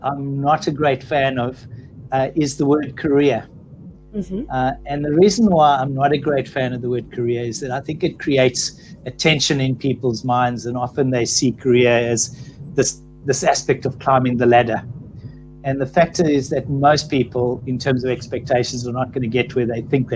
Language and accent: English; South Africa; moved away as an adult; now in Australia; based on my accent, I'm clearly not born and bred in Australia. I'm South African.